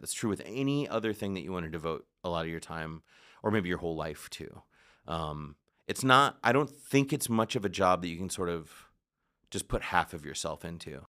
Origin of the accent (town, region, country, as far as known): United States